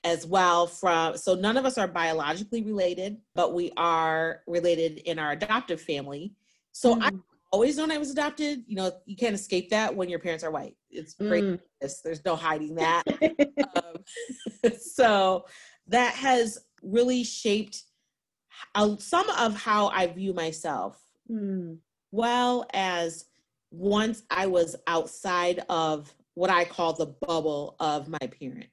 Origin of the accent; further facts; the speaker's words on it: Detroit, Michigan, United States; I was born in Detroit and was adopted when I was 4 months old.